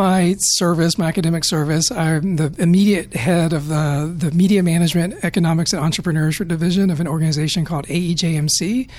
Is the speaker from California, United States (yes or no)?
no; North Carolina, United States; now in Atlanta, United States; I'm from North Carolina originally